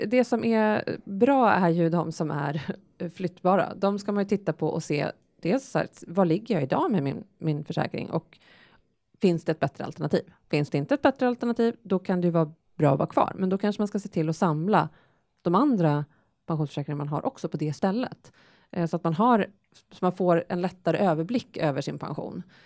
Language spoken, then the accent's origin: Swedish; Sweden; vi svenskar